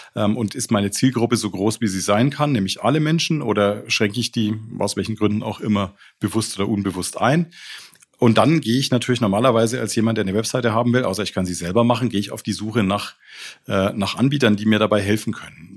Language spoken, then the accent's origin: German; Nuremberg, Bavaria, Germany; bin in Nürnberg geboren